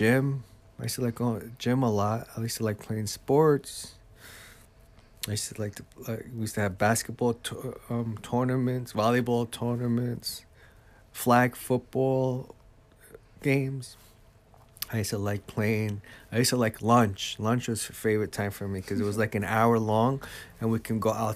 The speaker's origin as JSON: {"language": "English", "town": "Jersey City", "region": "New Jersey", "country": "United States", "tie": "born or raised there", "moved": "yes", "lives_now": "Egg Harbor Township, United States", "said": "I grew up in Jersey City, New Jersey."}